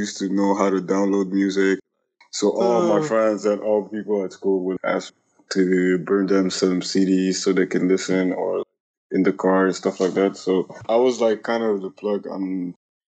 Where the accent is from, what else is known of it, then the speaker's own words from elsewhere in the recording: Ethiopia; moved away as an adult; also born or lived in Burundi; now in Toronto, Canada; I was born in Burundi. I grew up in Ethiopia and now I live in Toronto.